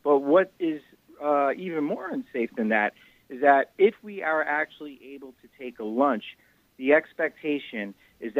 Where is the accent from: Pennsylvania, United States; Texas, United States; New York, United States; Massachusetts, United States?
New York, United States; Yonkers; my hometown of Yonkers, New York